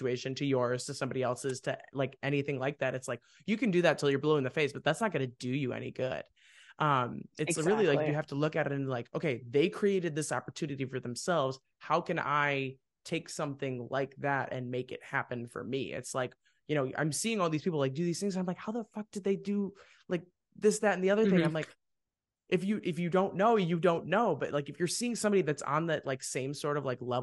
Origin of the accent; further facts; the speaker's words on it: Wheaton, United States; now in Nashville, United States; I was living in the world of Wheaton